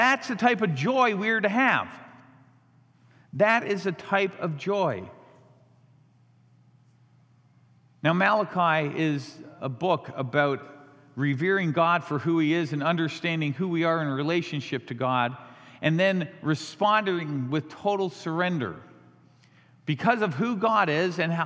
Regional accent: Canada; also born or lived in Chicago / Chandler, Arizona; now in United States; I was born in Canada, raised in Canada

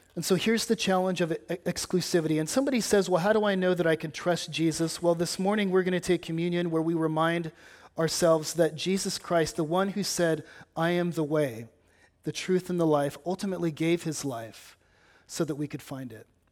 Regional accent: California, United States; now in Batesville, United States; having grown up in California

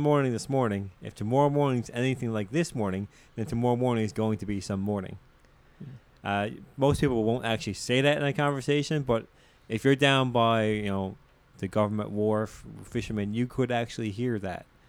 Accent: Botwood, Newfoundland and Labrador, Canada; accent: Newfoundland; moved away as an adult; now in St. John's, Canada; growing up in Central, being so involved in the Pentecostal church

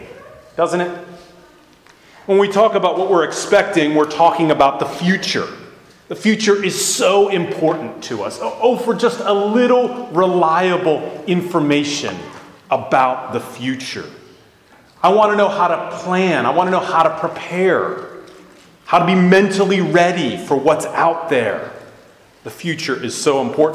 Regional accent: outside the Beltway, Washington, D.C. metropolitan area, United States; now in Arlington, Virginia, United States; I grew up outside the Beltway and never planned on living inside the Beltway

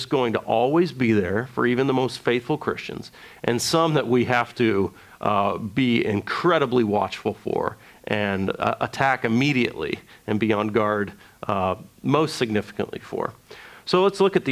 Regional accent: United States; being an American evangelical, we are very experiential people

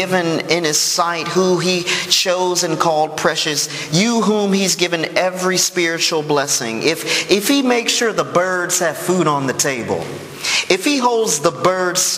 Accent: Chicago, Illinois, United States; I'm from Chicago

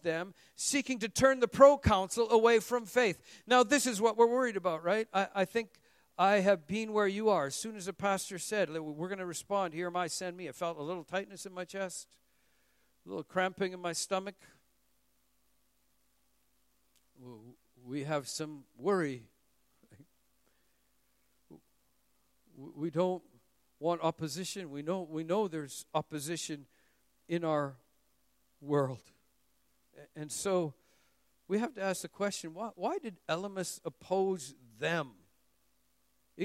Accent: Vancouver, British Columbia, Canada; moved away as an adult; now in Singapore; Emmanuel Baptist Church in Vancouver

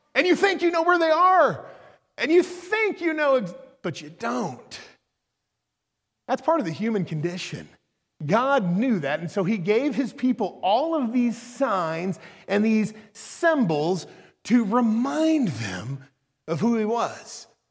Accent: Norman, Oklahoma, United States; I'm from Oklahoma. I grew up in Norman

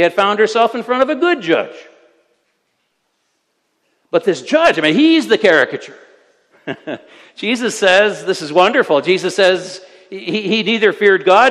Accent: United States; moved away; I am an American

